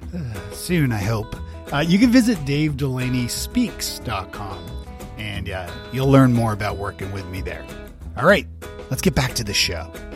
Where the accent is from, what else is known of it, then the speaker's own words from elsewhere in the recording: Canada; moved away as an adult; also born or lived in Toronto; now in Nashville, United States; being Canadian